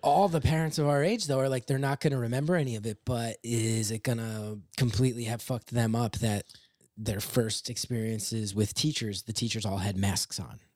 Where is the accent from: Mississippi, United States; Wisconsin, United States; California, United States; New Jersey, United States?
New Jersey, United States; West Orange; now in New York, United States; I grew up in West Orange